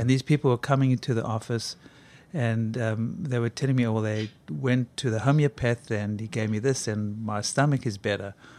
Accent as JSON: {"language": "English", "country": "South Africa", "tie": "born or raised there", "moved": "as an adult", "said": "growing up in South Africa, when you grow up in South Africa during apartheid, you know it's a rotten system"}